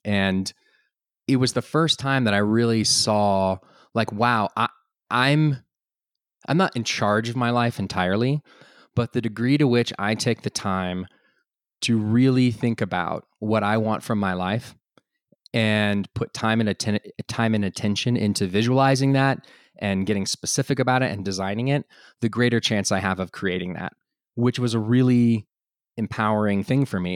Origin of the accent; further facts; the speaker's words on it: Austin, Texas, United States; also born or lived in France; now in Boulder, United States; I was originally from Austin